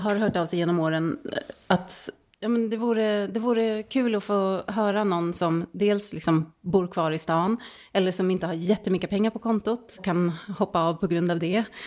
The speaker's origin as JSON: {"language": "Swedish", "town": "Stockholm", "region": "Stockholm County", "country": "Sweden", "tie": "born or raised there", "moved": "as an adult", "lives_now": "Särna, Sweden", "said": "jag är född och uppvuxen i Stockholm"}